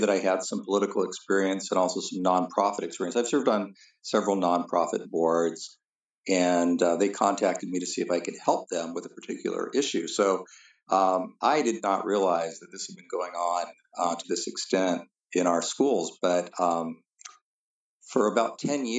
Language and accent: English; Southern California, United States; also born or lived in Norway; I was born in California in 1961, pretty much lived my whole life in Southern California.